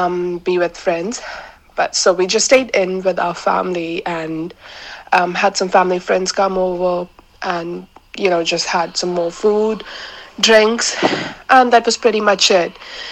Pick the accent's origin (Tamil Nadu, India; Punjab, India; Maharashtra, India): Maharashtra, India; Mumbai; now in New Zealand; from Mumbai, India. I've been in New Zealand for almost 5 years.